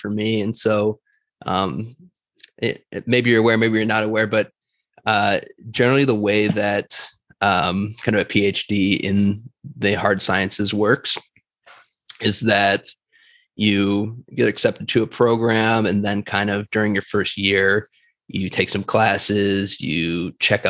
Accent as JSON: {"language": "English", "town": "Batavia", "region": "Illinois", "country": "United States", "tie": "born or raised there", "also_born_or_lived": "Minnesota", "moved": "as an adult", "lives_now": "San Diego, United States", "said": "I'm originally from Illinois. So I grew up basically most of my life in a city called Batavia, Illinois, which is about 40 miles straight west from Chicago"}